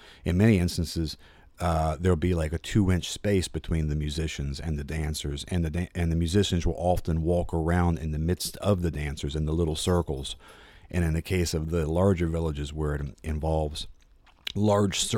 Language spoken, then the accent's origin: English; United States; I'm 46 years old and I'm an American